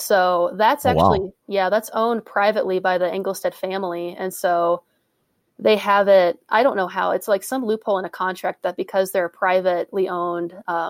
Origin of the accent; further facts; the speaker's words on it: Colorado, United States; moved away as an adult; also born or lived in Minneapolis, Minnesota / Grand Forks, North Dakota; I grew up in Colorado. I moved to Minneapolis to go to grad school, and I did my undergraduate in Grand Forks, North Dakota at UND.